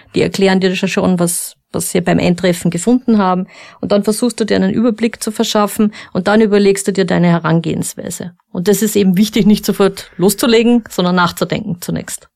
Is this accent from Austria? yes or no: yes; Upper Austria, Austria; ich komme aus Oberösterreich